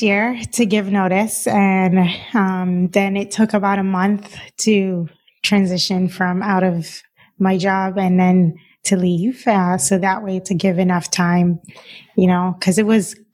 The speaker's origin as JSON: {"language": "English", "country": "Cayman Islands", "also_born_or_lived": "Boston", "moved": "as an adult", "lives_now": "Los Angeles, United States", "said": "I'm originally from the Cayman Islands."}